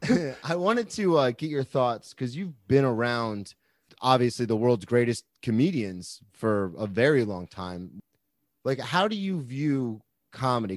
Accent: Florida, United States; I'm a comic from Florida

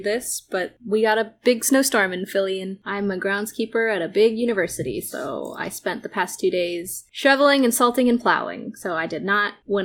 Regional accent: Israel; I'm Jewish and from Israel.

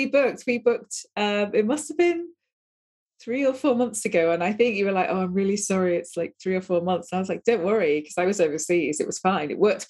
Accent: Manchester, North West England, United Kingdom; moved away as an adult; I'm a Northern girl. So I come from Manchester originally. I've lost a lot of my accent because I left there when I was 18 years of age.

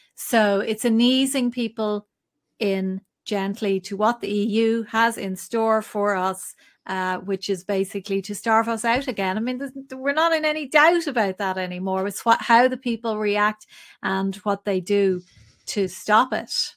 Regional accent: Ireland; we as Irish people

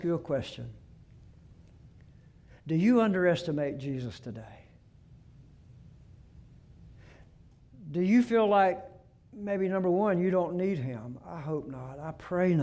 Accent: Gulf Coast, United States; moved away; I grew up on the Gulf Coast for 17 years, and I've lived here at the beach for 37 years

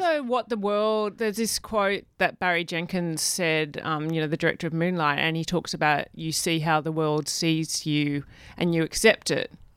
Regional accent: Perth, Western Australia, Australia; I was born in Perth. in Western

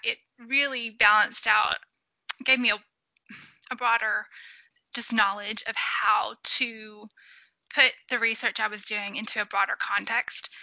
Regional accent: Alexandria, Louisiana, United States; also born or lived in New Orleans, Louisiana / Alabama / Savannah, Georgia; I am a Louisiana native. So I was born in New Orleans and then really grew up in Alexandria, which is in the central part of the state

